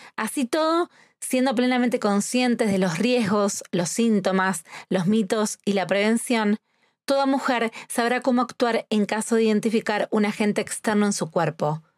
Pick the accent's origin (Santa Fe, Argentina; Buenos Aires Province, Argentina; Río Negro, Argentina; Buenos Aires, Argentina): Santa Fe, Argentina; Rosario; soy argentina